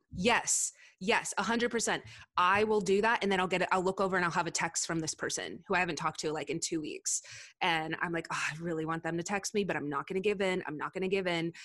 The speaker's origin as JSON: {"language": "English", "region": "Southern California", "country": "United States", "also_born_or_lived": "Castle Rock, Colorado", "moved": "as an adult", "said": "I'm from Southern California"}